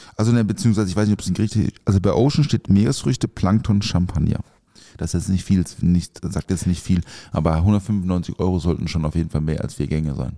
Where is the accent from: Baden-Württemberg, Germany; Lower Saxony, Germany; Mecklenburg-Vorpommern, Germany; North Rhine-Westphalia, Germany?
Baden-Württemberg, Germany; the area around Europa-Park; ich bin ja da in der Ecke auch aufgewachsen